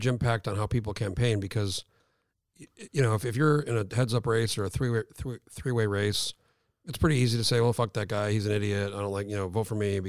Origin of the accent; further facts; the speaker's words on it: New Mexico, United States; moved away as an adult; now in Alaska, United States; I grew up in New Mexico.